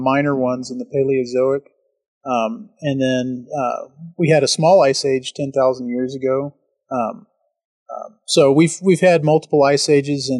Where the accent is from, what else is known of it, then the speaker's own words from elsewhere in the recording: Texas, United States; I'm from Texas